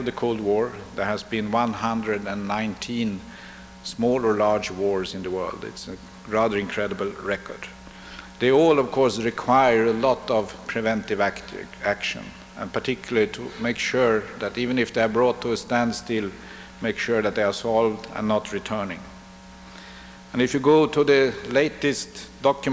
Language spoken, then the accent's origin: English; Sweden; we Swedes